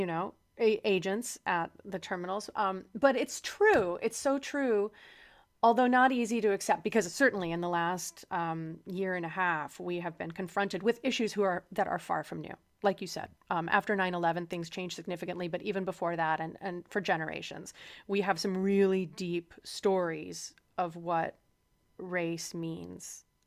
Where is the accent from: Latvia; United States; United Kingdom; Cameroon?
United States; Midwest; moved away; also born or lived in Chicago; I, um, am from the Midwest, and I spent some time in Chicago before I left the heartland